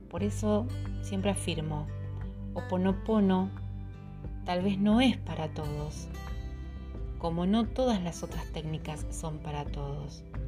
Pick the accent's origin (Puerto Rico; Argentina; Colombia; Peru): Argentina; Patagonia; en mi país